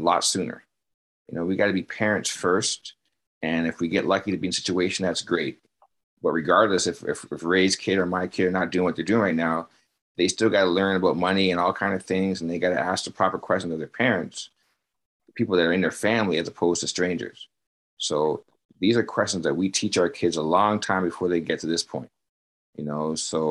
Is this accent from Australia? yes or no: no; Canada; as a Canadian